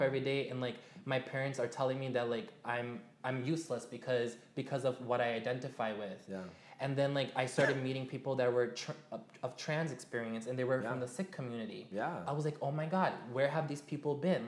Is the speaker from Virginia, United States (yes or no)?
no; New York City, New York, United States; my hometown. I'm from Jamaica, Queens